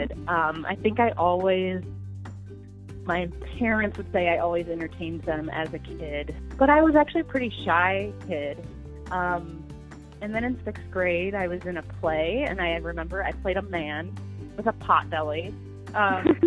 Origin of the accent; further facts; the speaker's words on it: Platteville, Wisconsin, United States; I grew up in Platteville, Wisconsin, which is in southwestern Wisconsin